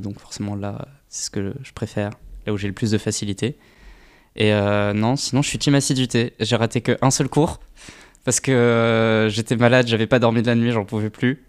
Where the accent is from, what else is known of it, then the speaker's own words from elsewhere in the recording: Paris, Île-de-France, France; moved away as an adult; now in Strasbourg, France; je viens de Paris.